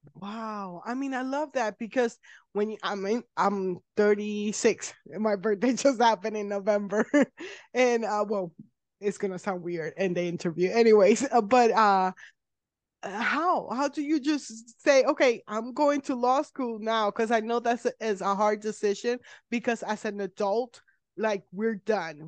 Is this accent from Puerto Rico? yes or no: yes; Puerto Rico; I'm from Puerto Rico